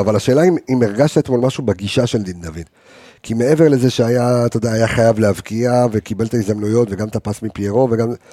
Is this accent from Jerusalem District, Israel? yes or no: yes; Jerusalem, Jerusalem District, Israel; אצלנו בירושלים